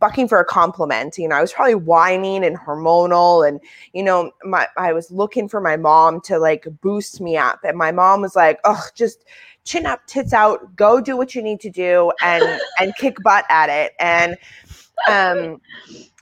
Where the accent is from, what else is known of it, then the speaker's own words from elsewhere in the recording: Manitoba, Canada; also born or lived in South Africa; North Dakota is like a 2.5 hour drive south of Manitoba where we are